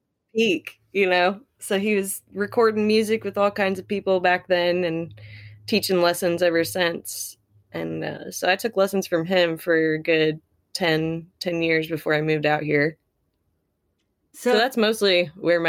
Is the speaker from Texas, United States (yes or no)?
no; Ocala, Florida, United States; I was born and raised in Ocala